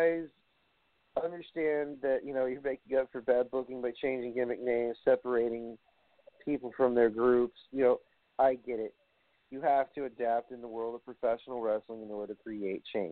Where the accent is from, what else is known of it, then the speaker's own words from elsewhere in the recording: New York City, New York, United States; in Brooklyn, my hometown